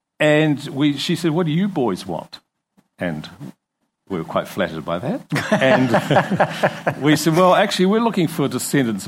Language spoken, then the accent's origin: English; Invercargill, Southland, New Zealand; also born or lived in Kingston; I was born in Invercargill and brought up down there